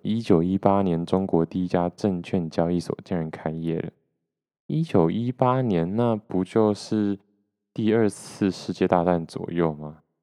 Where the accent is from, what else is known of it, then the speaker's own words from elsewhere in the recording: Taiwan; 我是出生在台湾